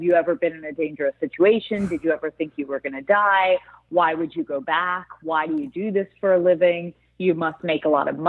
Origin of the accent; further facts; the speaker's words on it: Connecticut, United States; I was born in America. I was born in Connecticut